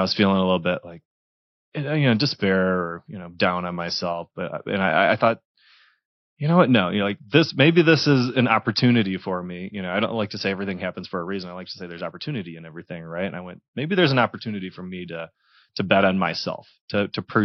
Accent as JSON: {"language": "English", "region": "Michigan", "country": "United States", "tie": "born or raised there", "also_born_or_lived": "Detroit area, Michigan / Texas / Dallas, Texas", "moved": "as an adult", "lives_now": "Denver, United States", "said": "I'm originally from Michigan. Born and raised"}